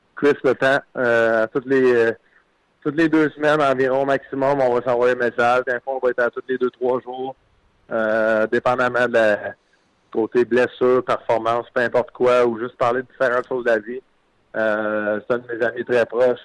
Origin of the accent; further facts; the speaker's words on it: Quebec, Canada; moi en tant que Québécois